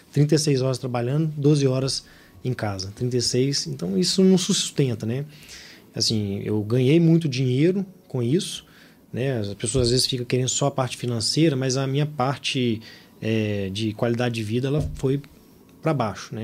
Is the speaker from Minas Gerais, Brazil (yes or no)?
yes; Belo Horizonte, Minas Gerais, Brazil; Eu sou de Belo Horizonte, estudei em Belo Horizonte e por aqui fiquei.